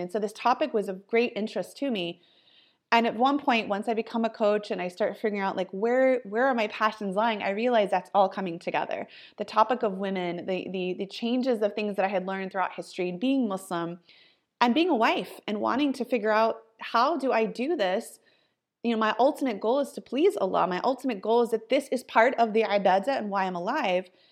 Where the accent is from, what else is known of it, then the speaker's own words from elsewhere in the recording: Ohio, United States; now in California, United States; I am born and raised in Ohio, so I'm a Midwest girl and living in California